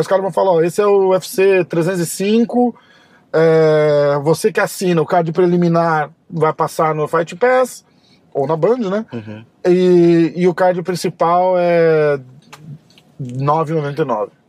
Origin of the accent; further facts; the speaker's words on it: Brazil; a gente é brasileiro